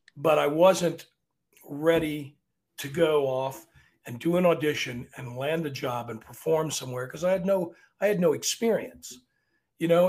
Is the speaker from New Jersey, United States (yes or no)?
no; Arlington, Virginia, United States; I'm from Arlington, but we're still below the Mason Dixon line